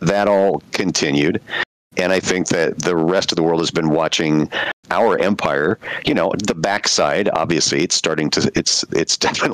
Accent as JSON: {"language": "English", "country": "United States", "tie": "born or raised there", "said": "I grew up in the United States scouting"}